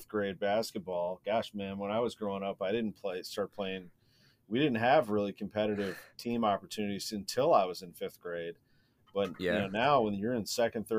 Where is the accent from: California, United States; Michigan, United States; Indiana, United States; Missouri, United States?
Missouri, United States; St. Louis; I grew up in St. Louis, which is a very sports heavy city